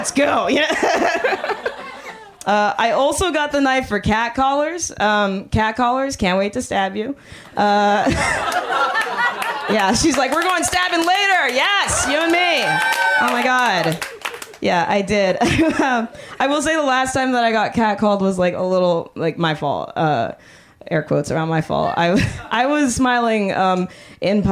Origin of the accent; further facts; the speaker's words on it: Miami, Florida, United States; moved away as an adult; now in Oakland, United States; I grew up in Miami